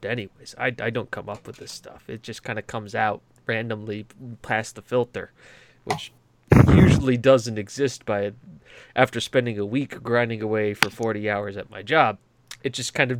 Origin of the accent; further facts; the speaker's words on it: United States; I'm an American